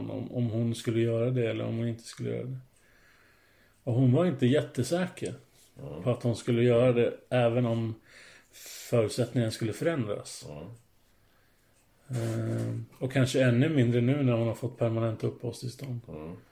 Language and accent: Swedish; Finland; now in Sweden; jag blir inte mer finsk